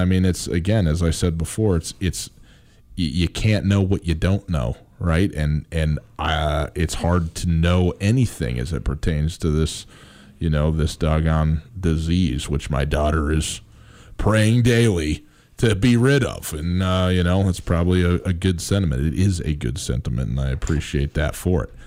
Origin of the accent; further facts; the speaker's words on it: Wisconsin, United States; I'm from Wisconsin.